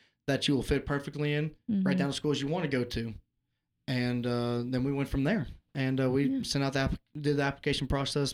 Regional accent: Louisiana Tech, United States; I grew up around Louisiana Tech

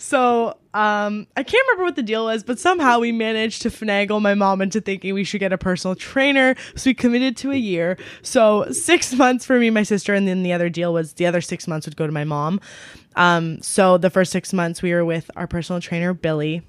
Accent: Ontario, Canada; also born or lived in London, Ontario; my hometown, which we're currently

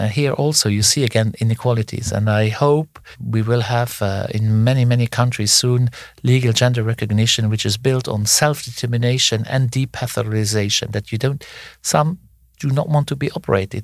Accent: Luxembourg; I come from Luxembourg, a very small country

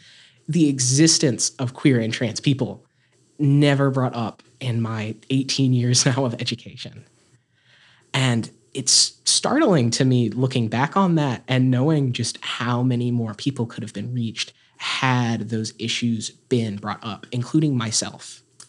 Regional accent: Appalachia, United States; I am not only a transgender activist, I am an Appalachian activist, and I'm an activist for Southern people.

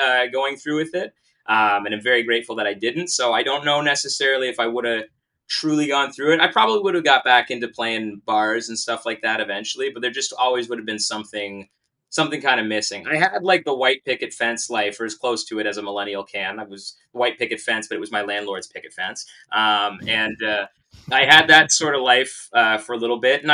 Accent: Kingston, Ontario, Canada; I grew up in Kingston

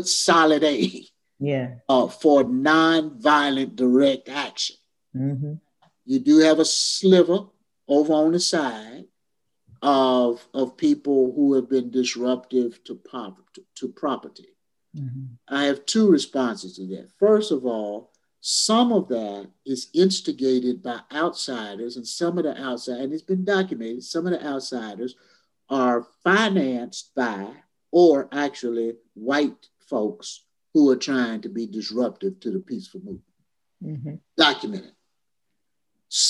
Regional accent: Louisville, Kentucky, United States; I grew up in Louisville, Kentucky

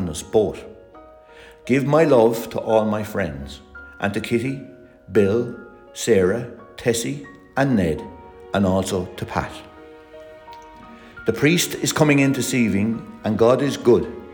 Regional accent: Ireland; We're all Irish

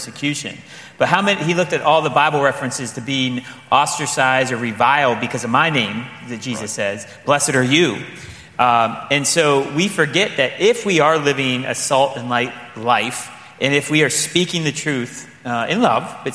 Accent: Midwest, United States; being a Midwesterner

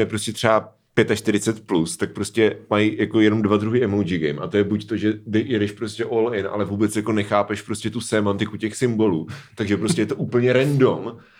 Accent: Hradec nad Svitavou, Pardubice Region, Czechia; now in Brno, Czech Republic; když jsem ve Svitovech, tak říkám, že jsem z Hradce nad Svitavou

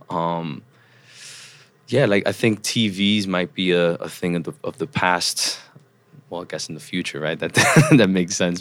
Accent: New York City, New York, United States; also born or lived in Troy, New York; I grew up in the Upper West Side of Manhattan

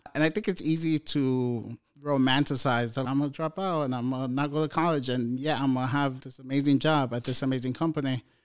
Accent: New York City, New York, United States; I grew up in New York City housing projects

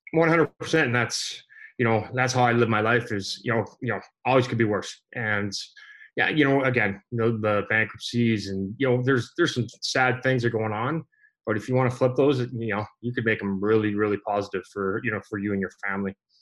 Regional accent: Canada; growing up in Canada

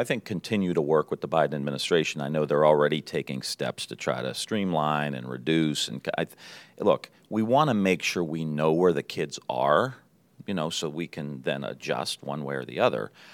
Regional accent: Niles, Ohio, United States; I grew up in Niles. just outside of Youngstown

